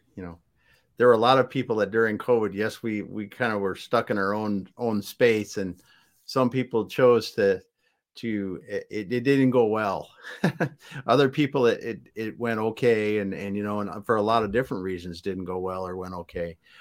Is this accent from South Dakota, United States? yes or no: yes; South Dakota, United States; I grew up in the Midwest in South Dakota on a farm